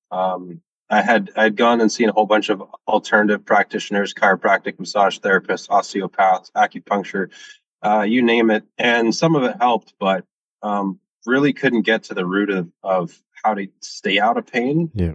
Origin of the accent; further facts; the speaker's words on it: Washington, United States; moved away; also born or lived in Ontario; I, am from the States, I'm from Washington State